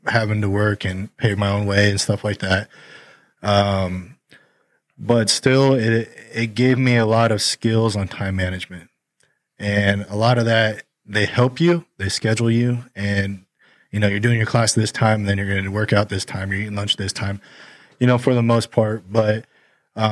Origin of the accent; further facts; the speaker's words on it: Gilbert, Arizona, United States; I grew up in Gilbert, Arizona, not too far here from Sun Lakes